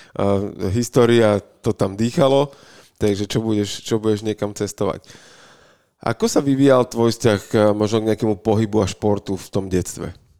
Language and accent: Slovak; Bratislava, Bratislava Region, Slovakia; my sme tu z Bratislavy